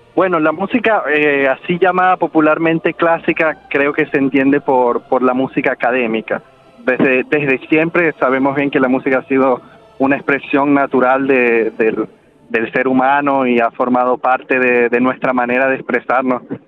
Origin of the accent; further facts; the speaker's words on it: Venezuela; moved away as an adult; mi formación fue en Venezuela. Yo, eh, vi, no, no salí de Venezuela quizás como hasta cuando tuve, eh, veinte años, quizás